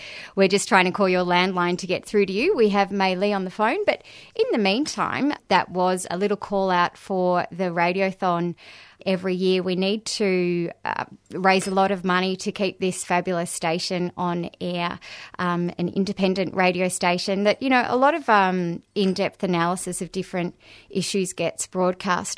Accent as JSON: {"language": "English", "country": "Australia", "also_born_or_lived": "Melbourne, Australia", "said": "as an Australian collective"}